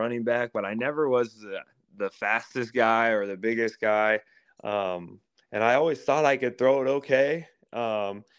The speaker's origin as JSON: {"language": "English", "area": "Council Bluffs", "region": "Iowa", "country": "United States", "tie": "born or raised there", "said": "less than 5 minutes from my house, so in my hometown."}